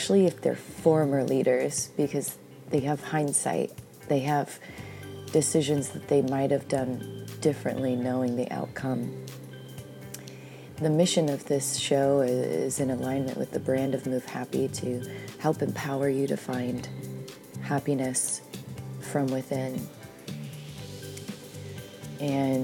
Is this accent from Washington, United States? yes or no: yes; Pacific Northwest, Washington, United States; I grew up in the Pacific Northwest